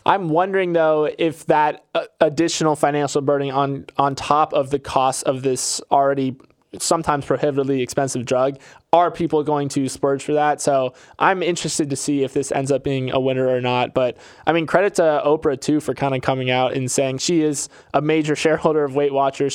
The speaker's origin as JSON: {"language": "English", "region": "Florida", "country": "United States", "said": "I'm from Florida, and Publix is my retailer of choice"}